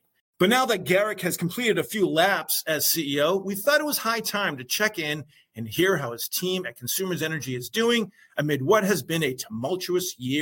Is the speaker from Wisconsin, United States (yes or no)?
no; New York, United States; as a New Yorker